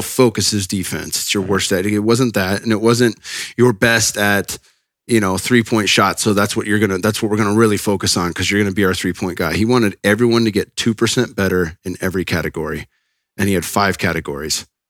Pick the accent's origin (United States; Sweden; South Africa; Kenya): United States; Northern California; I'm from NorCal